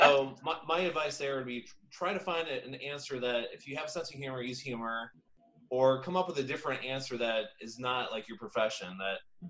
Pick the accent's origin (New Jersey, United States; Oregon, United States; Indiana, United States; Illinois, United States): Indiana, United States; now in Florida, United States; I'm from Indiana. I've, you know, went to IU